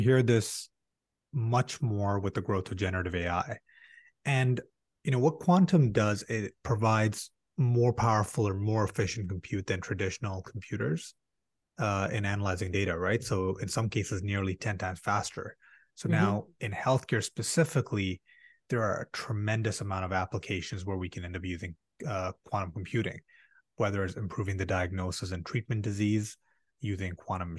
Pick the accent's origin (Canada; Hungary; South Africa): Canada; as a Canadian